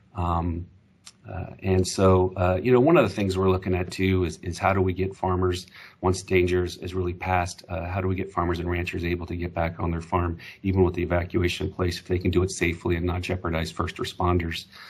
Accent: Humboldt County, California, United States; I grew up in Humboldt County

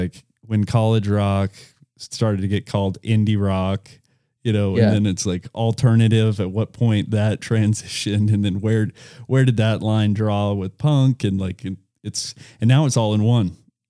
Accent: Lawrenceville, Georgia, United States; also born or lived in Camarillo, California; See, I was born in Camarillo, California, and I moved to just north of Atlanta when I was 7. And I claim to be from Lawrenceville, Georgia.

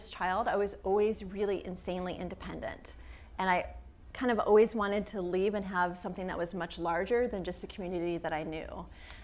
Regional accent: Midwest, United States; growing up in the Midwest, but yet growing up in a family that owned a business

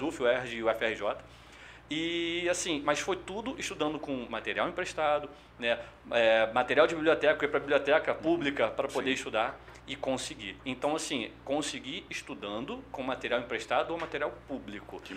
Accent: São Gonçalo, Rio de Janeiro, Brazil; also born or lived in Niterói; eu sou criado, fui criado em São Gonçalo, nasci no Niterói, mas criado em São Gonçalo.

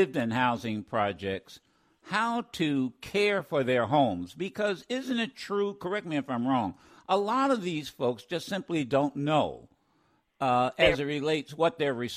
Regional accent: Dayton, Ohio, United States; I grew up in Dayton, Ohio

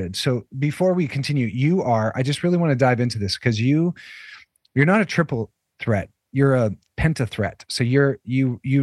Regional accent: Northern Alberta, Canada; I'm a Northern person. Like I'm from Northern Alberta

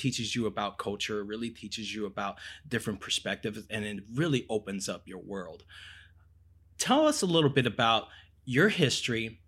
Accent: Brazil; I'm from Brazil, and my wife is from Bolivia

